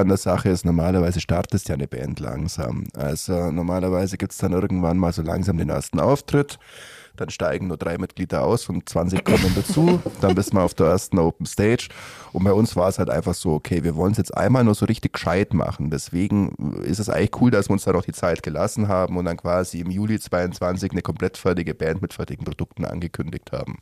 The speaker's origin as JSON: {"language": "German", "town": "Gersthofen", "region": "Bavaria", "country": "Germany", "tie": "born or raised there", "said": "ich bin in Gersthofen aufgewachsen"}